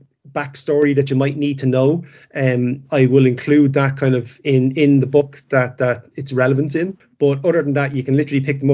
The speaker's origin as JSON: {"language": "English", "country": "Ireland", "tie": "born or raised there", "said": "I'm from Ireland myself. I was born and bred here."}